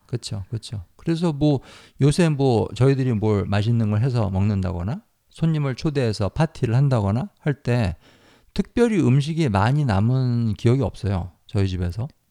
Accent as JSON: {"language": "Korean", "country": "South Korea", "tie": "born or raised there", "said": "유니스 씨하고 제가 태어나서 자란 이 나라, 우리나라"}